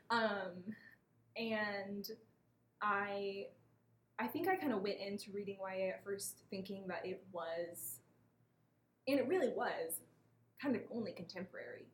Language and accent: English; Missouri, United States; moved away; my hometown in Missouri